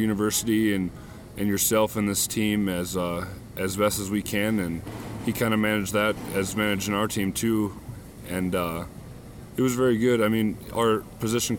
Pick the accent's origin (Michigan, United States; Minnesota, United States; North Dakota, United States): North Dakota, United States; Beach; moved away as an adult; now in Fargo, United States; from Beach, North Dakota, and I am a general agriculture major